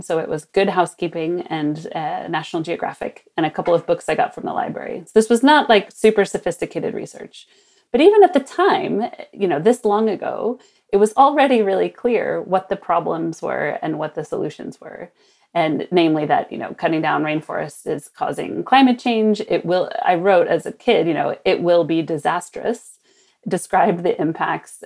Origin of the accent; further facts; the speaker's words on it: Sonoma, California, United States; also born or lived in New York; my hometown of Sonoma, north of San Francisco